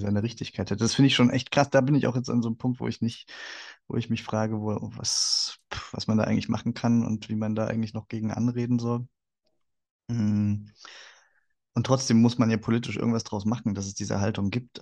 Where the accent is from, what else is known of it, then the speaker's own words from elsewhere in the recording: Saxony, Germany; moved away as an adult; also born or lived in Leipzig; now in Berlin, Germany; Mir als Sachse? Ähm, naja, also, ich, also natürlich machen die Leute so ein bisschen Witze darüber, dass, wenn, wenn sie erfahren, dass man aus Sachsen kommt